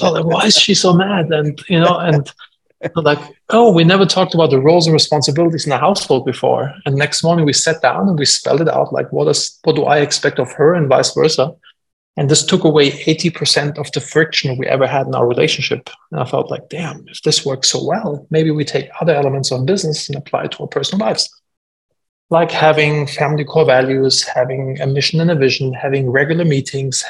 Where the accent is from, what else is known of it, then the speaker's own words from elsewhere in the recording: Germany; moved away; I'm from Germany originally